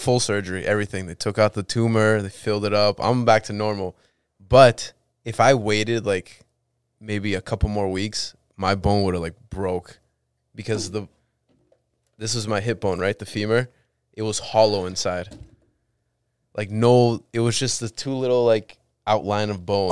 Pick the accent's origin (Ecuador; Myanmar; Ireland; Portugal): Ecuador; moved away; I'm from South America.